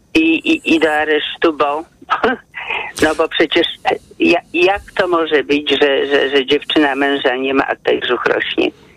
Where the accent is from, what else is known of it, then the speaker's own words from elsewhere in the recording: Podlaskie Voivodeship, Poland; now in Warsaw, Poland; ja się wychowałam na, na Podlasiu